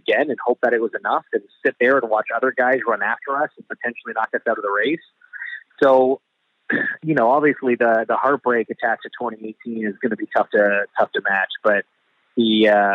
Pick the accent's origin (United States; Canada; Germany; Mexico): Canada; I'm Canadian